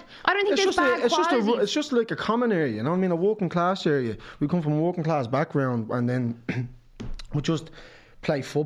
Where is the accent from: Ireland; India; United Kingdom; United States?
Ireland; Dublin, Leinster; when I was growing up in Ringsend